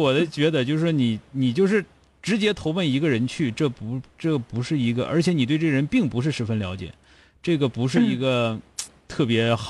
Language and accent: Chinese; Changchun, Jilin, China; 因为我是长春人